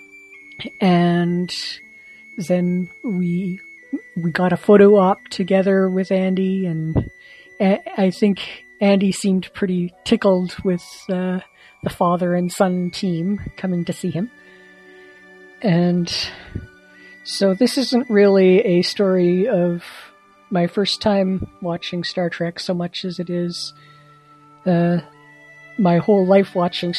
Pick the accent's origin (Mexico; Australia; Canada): Canada; I am from Canada